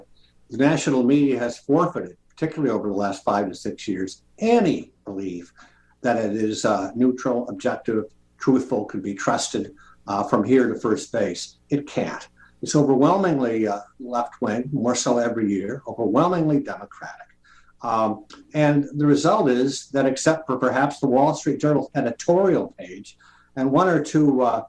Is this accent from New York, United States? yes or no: yes; New York, United States; New York, my home state